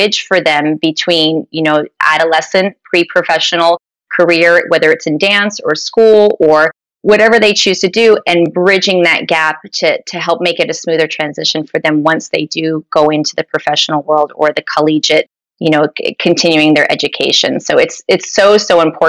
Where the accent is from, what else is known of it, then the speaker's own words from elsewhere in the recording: Sparta, New Jersey, United States; moved away as an adult; also born or lived in Pittsburgh, Pennsylvania; now in Florida, United States; I grew up in North New Jersey in a small town called Sparta, New Jersey.